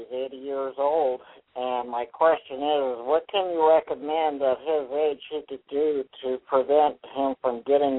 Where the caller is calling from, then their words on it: Northern California, United States; I'm calling from Northern California.